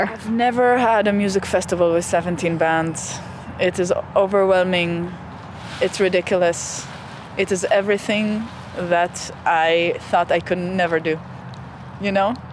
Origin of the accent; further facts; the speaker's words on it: Israel; moved away as an adult; Well, I came here from Israel 6 years ago, 2008.